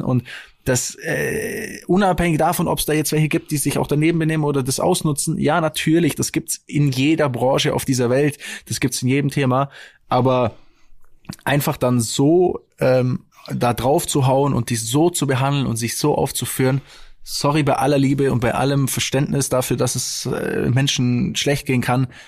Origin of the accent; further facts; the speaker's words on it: Stuttgart, Baden-Württemberg, Germany; bei uns in Stuttgart